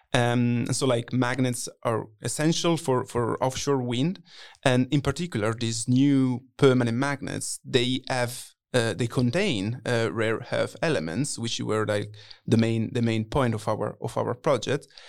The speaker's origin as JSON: {"language": "English", "country": "Italy", "moved": "yes", "said": "I'm twenty-four, originally from Italy"}